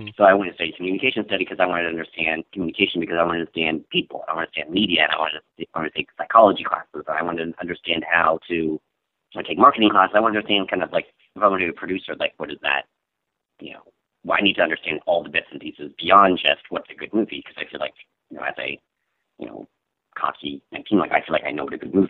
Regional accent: Michigan, United States; moved away as an adult; also born or lived in Columbus, Ohio / Johnstown, Ohio / Granville, Ohio; now in Los Angeles, United States; And then my dad got transferred for his work up to Michigan. So I kind of lived all over Michigan for the rest of my remaining

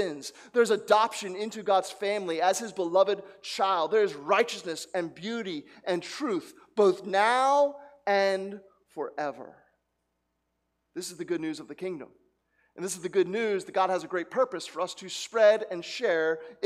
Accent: New Jersey, United States; I grew up in New Jersey where a gas attendant would fills up the tank for you.

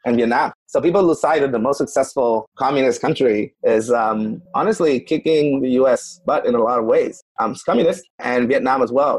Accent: Puerto Rico; I'm from Puerto Rico. So Carcantes, I'm from Puerto Rico.

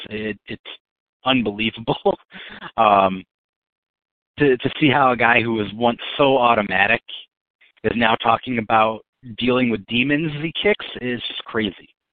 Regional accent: Western New York, United States; we're both from Western New York

